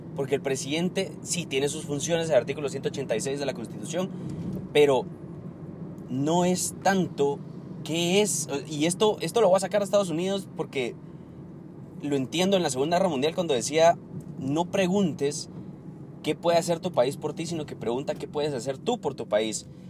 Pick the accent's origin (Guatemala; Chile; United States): Guatemala; Aquí, en mi país